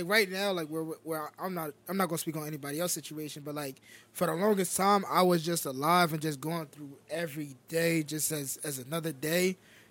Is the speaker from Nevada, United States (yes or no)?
yes; Las Vegas, Nevada, United States; I was born in Vegas.